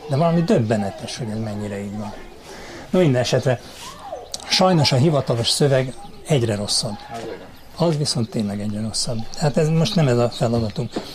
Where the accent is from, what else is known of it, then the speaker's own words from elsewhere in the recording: Hungary; Amiben mi beleszülettünk, mint magyarok